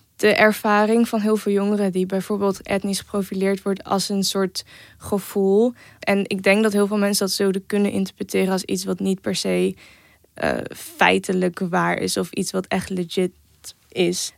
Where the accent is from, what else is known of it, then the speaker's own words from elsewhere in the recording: Eindhoven, North Brabant, Netherlands; ik ben 19 jaar, ik kom uit Eindhoven